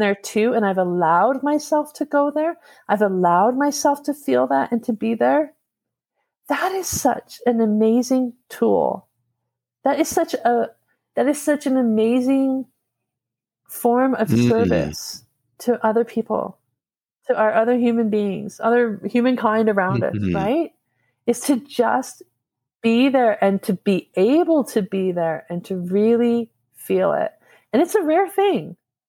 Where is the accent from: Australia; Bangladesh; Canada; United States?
Canada; Alberta; and I'm obviously from Alberta.